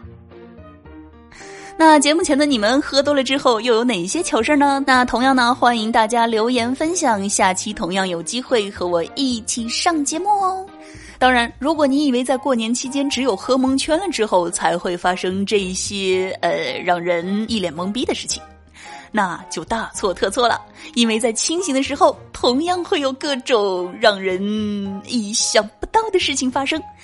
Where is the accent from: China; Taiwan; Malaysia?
China; 我是中国人